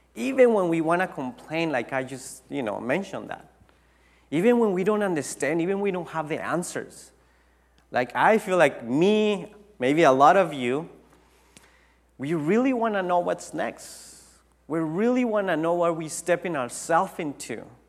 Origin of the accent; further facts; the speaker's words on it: Tijuana, Baja California, Mexico; English is a second language; moved away as an adult; now in United States; I went back to my hometown in Tijuana